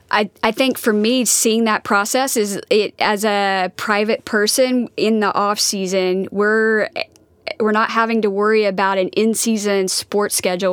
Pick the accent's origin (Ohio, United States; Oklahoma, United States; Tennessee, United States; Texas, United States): Oklahoma, United States; Wapanucka; moved away; Wapanuck, Oklahoma